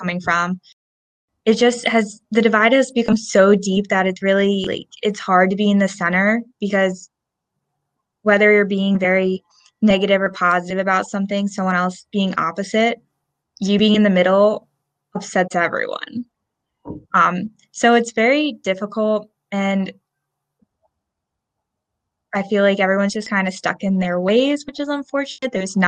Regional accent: Lansdale, Pennsylvania, United States; moved away as an adult; now in Salisbury, United States; I am originally from Lansdale, Pennsylvania

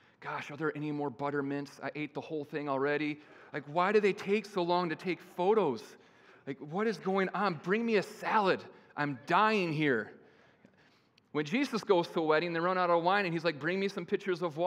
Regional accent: Kalamazoo, Michigan, United States; I was born via cesarean in Kalamazoo, Michigan

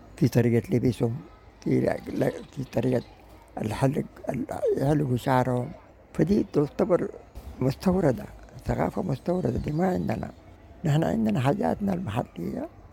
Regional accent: Sudan; واقعنا كسودانيين

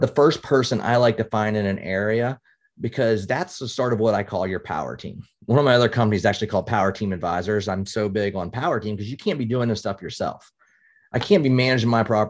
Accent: West Virginia, United States; now in Pennsylvania, United States; I'm originally from West Virginia

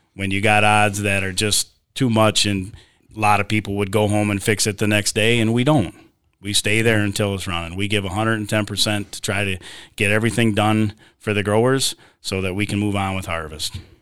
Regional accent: Sebewaing, Michigan, United States; I grew up here in Sebewing, graduated from U S A schools

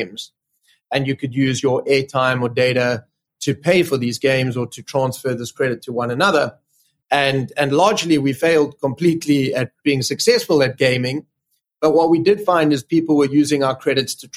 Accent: South Africa; moved away as an adult; now in London, United Kingdom; I grew up in South Africa.

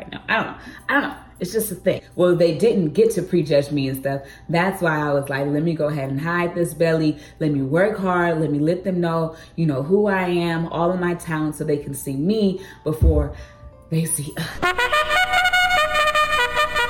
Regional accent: Atlanta, Georgia, United States; also born or lived in Cleveland; I'm from Atlanta, Georgia, but I had a job in Cleveland.

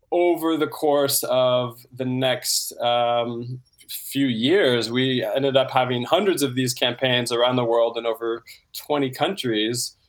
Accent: Santa Rosa, California, United States; Yeah, so I grew up in Santa Rosa, California, in the wine country

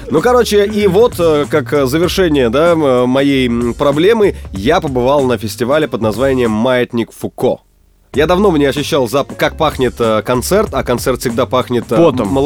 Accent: Odintsovo, Moscow Oblast, Russia; … выступала, было 100 человек в клубе в моем родном городе Одинцово.

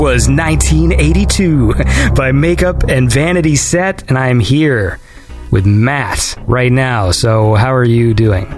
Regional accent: small town a few hours from Toronto, Ontario, Canada; now in Toronto, Canada; I come from a small town that's a few hours away from the city.

